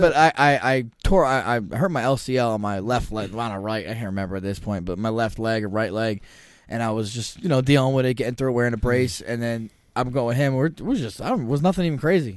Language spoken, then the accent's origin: English; New Jersey, United States; we're both from Jersey